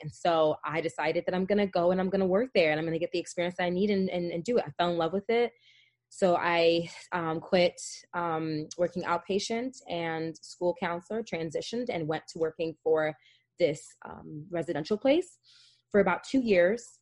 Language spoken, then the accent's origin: English; New Jersey, United States; moved away; also born or lived in Hackensack, New Jersey / Upstate New York / Las Vegas, Nevada; I was born and raised in Jersey. I lived in Essex County. I was born in North Jersey, lived in the Oranges